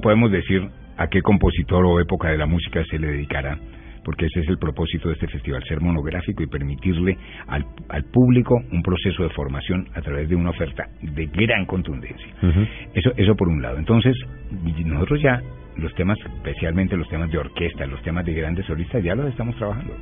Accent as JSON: {"language": "Spanish", "region": "Bogotá", "country": "Colombia", "said": "a los bogotanos"}